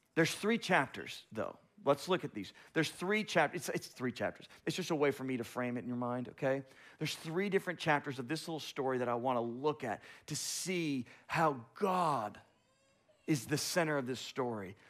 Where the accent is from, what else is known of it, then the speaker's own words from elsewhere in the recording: South Florida, United States; moved away as an adult; also born or lived in Tallahassee, Florida; now in Little Rock, United States; I come from the big city in South Florida